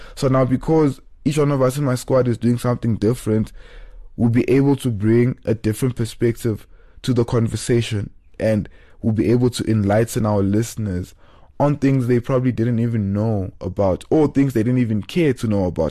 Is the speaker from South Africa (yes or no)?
yes; South Africa; also born or lived in Cape Town; we are in South African culture